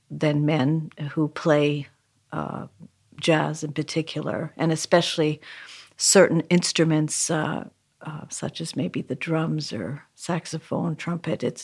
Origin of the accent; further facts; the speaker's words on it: Vancouver, British Columbia, Canada; now in New York, United States; even from the time I began when I moved to New York from Canada, Vancouver, Canada.